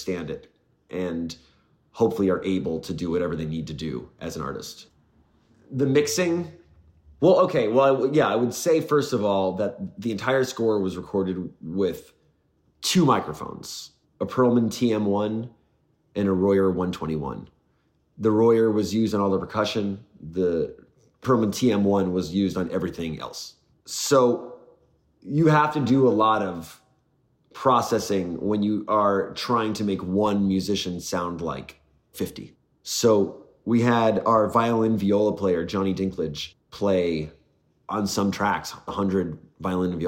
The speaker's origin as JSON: {"language": "English", "region": "New York", "country": "United States", "tie": "born or raised there", "moved": "as an adult", "lives_now": "Los Angeles, United States", "said": "I moved from New York, where I grew up, out"}